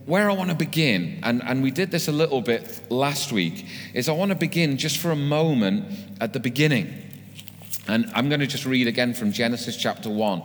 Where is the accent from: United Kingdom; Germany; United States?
United Kingdom; we're British